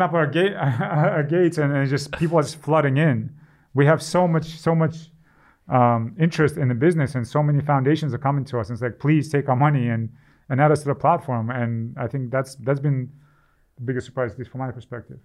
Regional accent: Ukraine; moved away; I'm from Ukraine

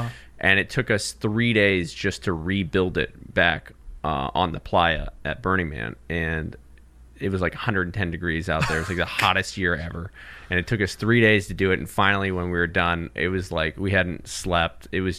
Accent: California, United States; So I'm from actually Southern California, but I lived in Northern California a little bit.

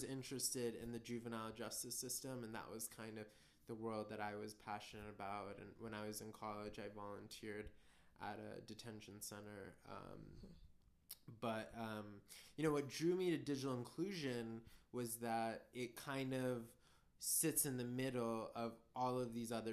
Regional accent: San Francisco Bay Area, California, United States; also born or lived in India; I am from the San Francisco Bay Area. That's where I was born and raised.

